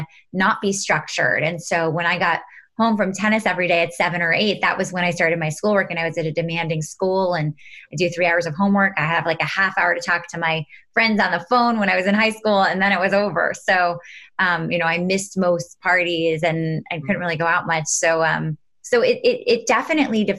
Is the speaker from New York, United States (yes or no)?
yes; New York City, New York, United States; I grew up in New York City, right literally in Manhattan on the 26th floor of an apartment building.